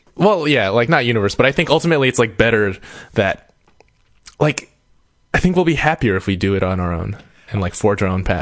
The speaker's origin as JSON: {"language": "English", "country": "United States", "said": "I'm I'm an American"}